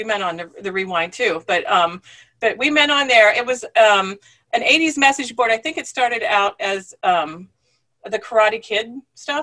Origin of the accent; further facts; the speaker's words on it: Punxsutawney, Pennsylvania, United States; moved away as an adult; also born or lived in Richmond, Virginia / Huntingdon, Pennsylvania; I grew up in Punxsutawney, Pennsylvania, home of Groundhog Day